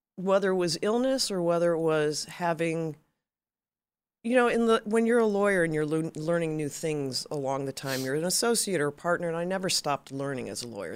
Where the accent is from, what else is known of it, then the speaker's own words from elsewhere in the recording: Chicago, Illinois, United States; moved away as an adult; also born or lived in Massachusetts; now in California, United States; I grew up in Chicago